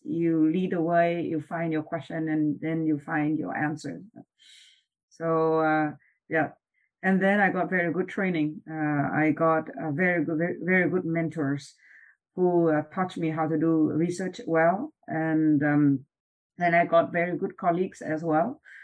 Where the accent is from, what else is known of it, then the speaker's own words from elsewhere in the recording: Vietnam; moved away as an adult; also born or lived in Hawaii / Switzerland / Vancouver; now in Canada; I was born and raised in Vietnam.